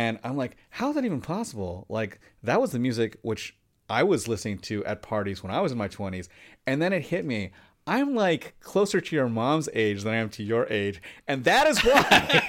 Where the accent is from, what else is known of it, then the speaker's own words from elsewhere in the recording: Los Angeles, California, United States; And it was a marker of like, oh, you know, I'm from Koreatown and I rep it, right?